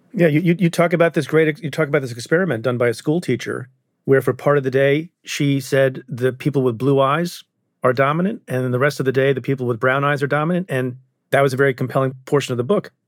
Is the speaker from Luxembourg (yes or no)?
no; India; I'm I'm Indian. I was born in India